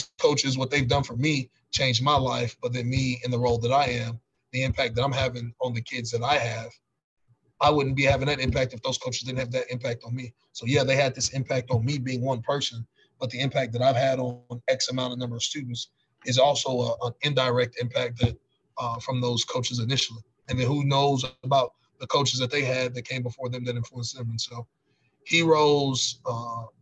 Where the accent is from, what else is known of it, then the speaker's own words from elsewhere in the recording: Fort Worth, Texas, United States; I was a lucky one of the kids I grew up with in Fort Worth